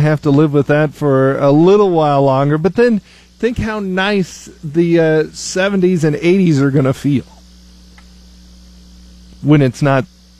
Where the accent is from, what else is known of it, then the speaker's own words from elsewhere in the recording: Northeast Nebraska, United States; I'm from Northeast Nebraska.